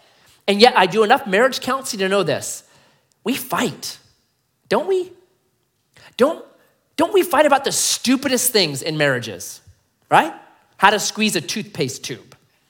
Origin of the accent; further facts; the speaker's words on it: Grants Pass, Oregon, United States; born there; I was born in Grants Pass, man. Born on 6th and G Street, right?